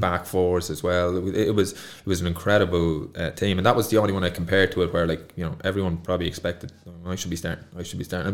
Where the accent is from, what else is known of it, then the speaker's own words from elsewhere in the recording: Kildare, Leinster, Ireland; moved away as an adult; also born or lived in Cork; I was from Kildare and not Dublin